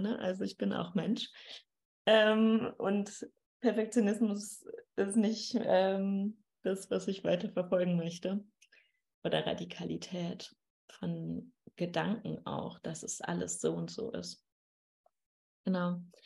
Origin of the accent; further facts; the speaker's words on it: Dortmund, North Rhine-Westphalia, Germany; moved away; Und ich komme ja aus dem Ruhrgebiet, also aus Dortmund